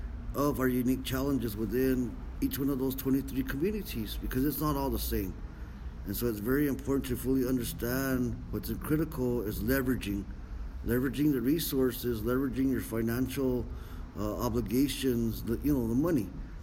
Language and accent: English; Santa Clara Pueblo, New Mexico, United States